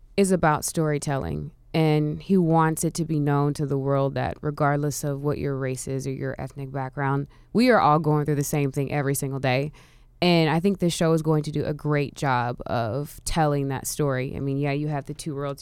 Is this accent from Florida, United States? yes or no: yes; Orlando, Florida, United States; now in Atlanta, United States; I'm actually originally from Orlando